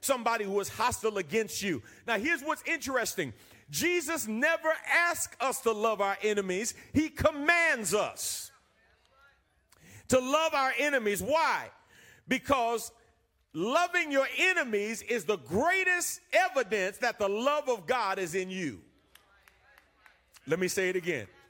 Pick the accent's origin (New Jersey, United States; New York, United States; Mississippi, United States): New York, United States; moved away; I'm from New York.